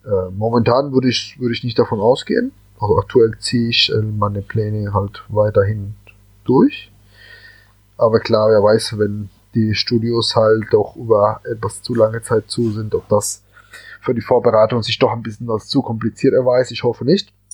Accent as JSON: {"language": "German", "town": "Cali", "region": "Valle del Cauca", "country": "Colombia", "tie": "born or raised there", "moved": "yes", "lives_now": "Germany", "said": "ich bin halt gebürtiger Kolumbianer und äh, bin in Cali aufgewachsen."}